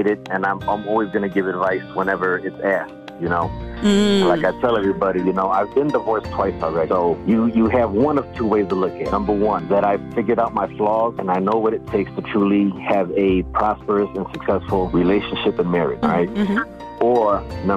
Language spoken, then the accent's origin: English; Orocovis, Puerto Rico; now in Detroit, United States; I was born in Orocovis, Puerto Rico